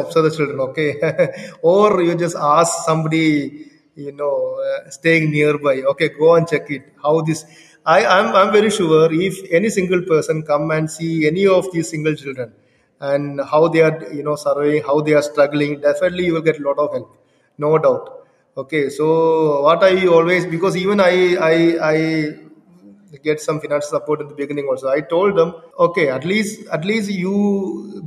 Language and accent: English; India; also born or lived in Kerala; I am from India only, and I am living in Kerala only.